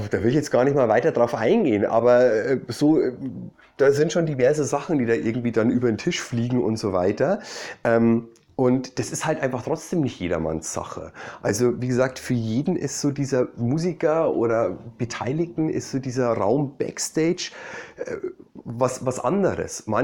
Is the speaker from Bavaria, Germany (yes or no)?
yes; Bavaria, Germany; da ähm, war ich in meiner Heimat in Bayern